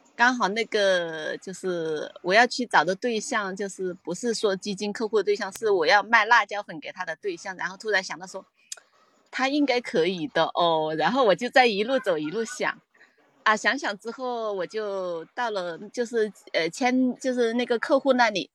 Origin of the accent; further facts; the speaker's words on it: Hong Kong; 我来自，呃，我来自香港